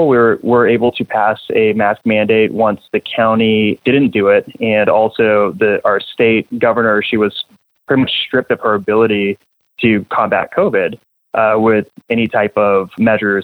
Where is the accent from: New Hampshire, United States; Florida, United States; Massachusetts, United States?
New Hampshire, United States; now in Wichita, United States; I'm from New England, by the way. So, you know, I kind of grew up in back of the bar that my mom would bartend